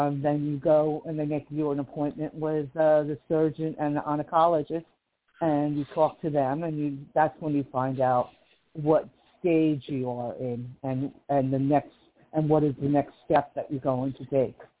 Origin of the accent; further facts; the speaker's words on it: Livingston, New Jersey, United States; now in Kern County, California, United States; I'm from Livingston, New Jersey, originally, which is on the East Coast